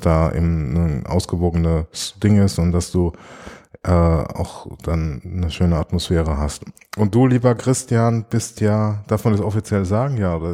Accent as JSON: {"language": "German", "country": "Germany", "tie": "born or raised there", "moved": "yes", "said": "in meiner Heimat, in der Kupfalz"}